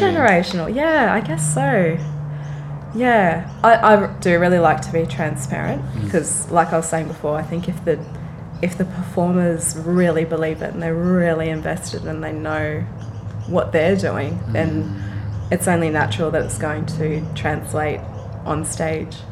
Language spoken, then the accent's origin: English; Frankston, Victoria, Australia; moved away as an adult; also born or lived in Brisbane, Australia; now in Sydney, Australia; I was raised in Frankston